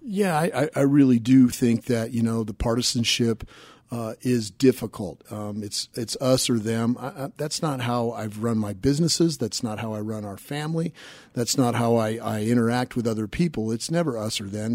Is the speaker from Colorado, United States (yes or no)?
yes; Denver, Colorado, United States; grew up over by Bible Park, southeast Denver